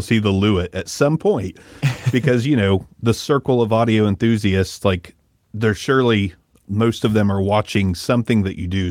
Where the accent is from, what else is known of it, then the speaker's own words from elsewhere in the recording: Ohio, United States; growing up in Ohio